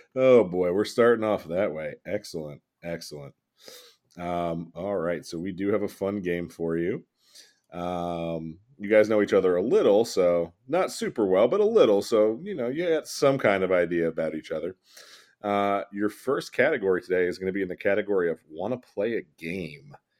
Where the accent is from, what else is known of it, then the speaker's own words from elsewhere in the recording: New Jersey, United States; We're from Jersey.